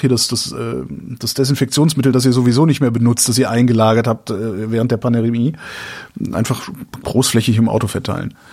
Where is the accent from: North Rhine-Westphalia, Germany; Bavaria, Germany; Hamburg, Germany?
North Rhine-Westphalia, Germany; Cologne; ich bin Kölner. Ich, ich habe noch nie was von Hachenburg